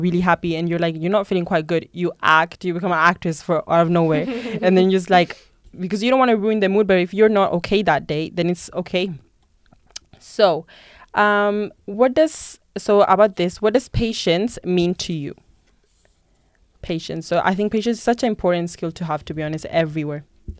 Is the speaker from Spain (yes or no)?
yes; Spain; English is a second language; moved away; when I first came here, I came from Spain, obviously. So everyone just thought that I didn't speak the language.